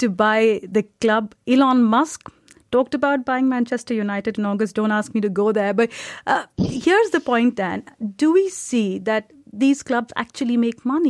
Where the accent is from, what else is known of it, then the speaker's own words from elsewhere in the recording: India; I'm from India as well